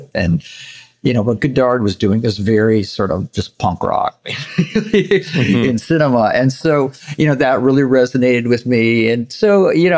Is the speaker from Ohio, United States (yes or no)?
no; Santa Barbara, California, United States; also born or lived in Los Angeles; I spent most of my childhood in Santa Barbara. My parents moved there when I think I was about five, and I was there through, I guess, my early 20s.